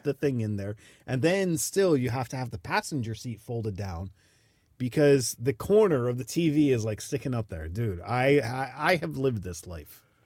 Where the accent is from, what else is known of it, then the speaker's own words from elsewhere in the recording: Miami, Florida, United States; moved away; I'm from Miami